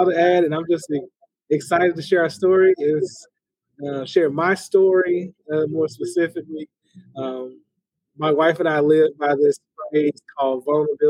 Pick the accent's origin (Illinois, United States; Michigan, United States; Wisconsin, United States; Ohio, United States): Illinois, United States; Chicago; moved away as an adult; also born or lived in Minnesota / Indiana; now in Gainesville, United States; I am originally from the Chicagoland area